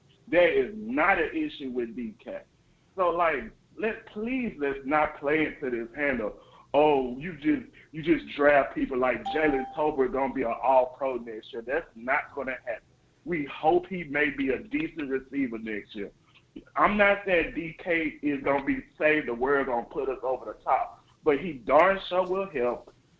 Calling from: Illinois, United States; I'm calling from Illinois.

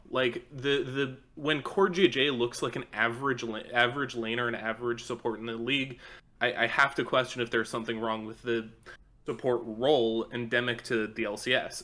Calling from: Austin, Texas, United States; I'm calling from Austin, Texas

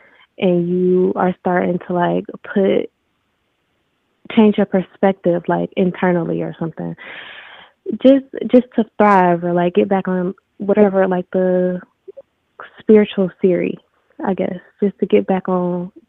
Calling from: Detroit, Michigan, United States; I'm calling from Detroit.

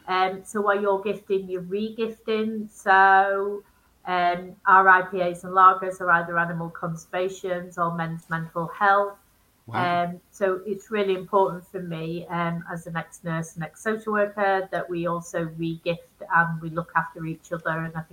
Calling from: Manchester, North West England, United Kingdom

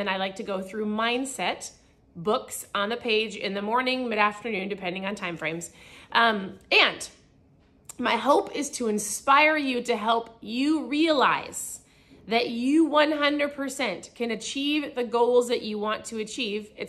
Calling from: Cancun, Quintana Roo, Mexico

